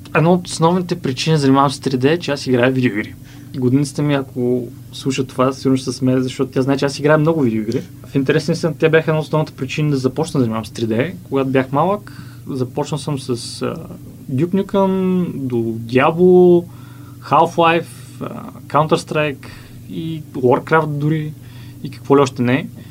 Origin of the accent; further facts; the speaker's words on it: Bulgaria; moved away as an adult; След това се върнах в България, установих се в родния ми град